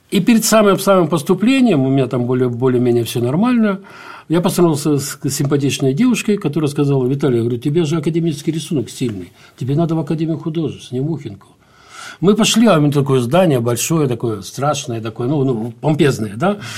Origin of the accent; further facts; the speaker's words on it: Baku, Azerbaijan; born there; also born or lived in Dagestan / Ukraine; Э, я вообще родился в Баку.